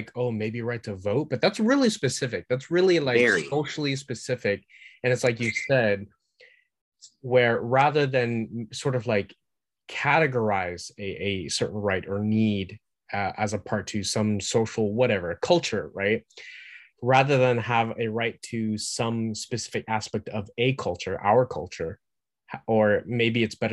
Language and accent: English; United States; I'm an American